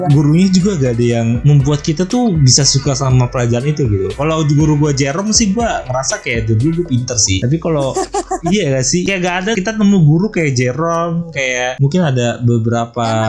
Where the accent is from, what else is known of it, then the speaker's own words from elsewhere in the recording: Jakarta, Indonesia; also born or lived in Depok / Cirebon; Gue kan dari Depok terus sempet TKA ya kan di Lagos TKA terus habis gue pindah ke Jakarta Selatan terus gue TK